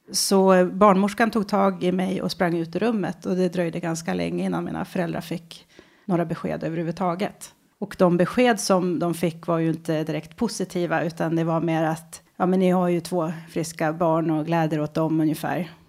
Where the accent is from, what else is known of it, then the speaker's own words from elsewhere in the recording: Västerås, Västmanland, Sweden; Jag kommer från {S3} Västerås från början. Urgurka. När föddes du? 1974.